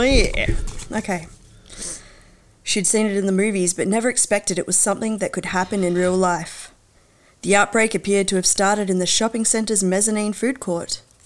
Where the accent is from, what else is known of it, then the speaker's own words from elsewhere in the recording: Hobart, Tasmania, Australia; moved away; also born or lived in Western Australia; I was born in WA, but I grew up in Hobart